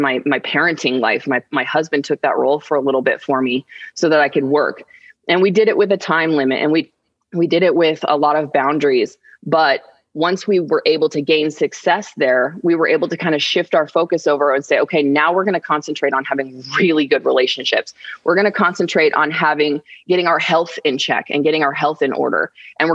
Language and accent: English; Arizona, United States; we're from Arizona